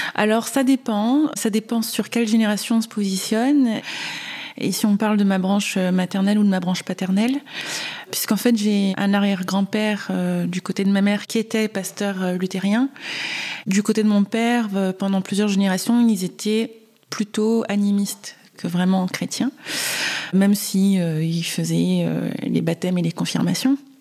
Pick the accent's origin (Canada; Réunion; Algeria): Réunion; moved away; also born or lived in Marseille / Valenciennes / French Guiana; je suis née à Marseille. Euh, j'ai grandi un peu à Valenciennes, un peu en Guyane et essentiellement à La Réunion